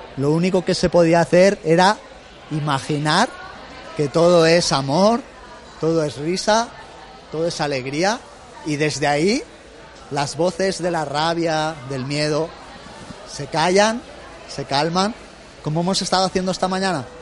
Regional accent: Benicàssim, Valencian Community, Spain; en el Festival del Rototom en Benicassim, de donde yo soy

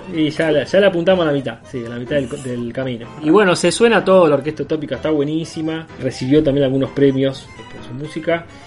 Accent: Rosario, Santa Fe, Argentina; siendo rosarino

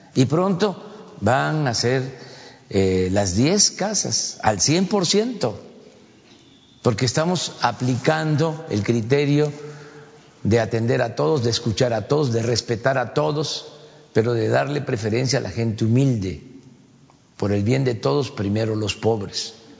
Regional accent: Mexico; somos muchos los mexicanos

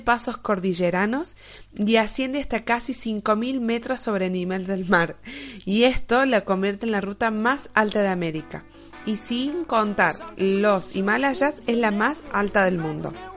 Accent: Argentina; mi país, Argentina

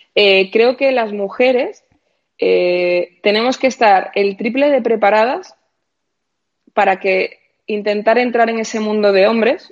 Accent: A Coruña, Galicia, Spain; moved away; yo soy de Coruña y cuando vivía en Coruña tenía a mis amigos de toda la vida

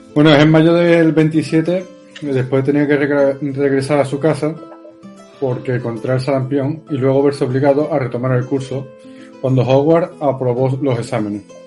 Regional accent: Seville, Andalusia, Spain; soy sevillano, ¿qué, qué acento voy a tener?

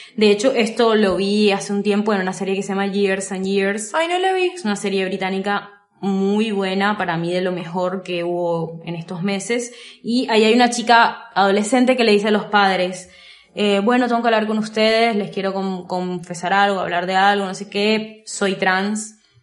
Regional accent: Colombia; soy colombiana

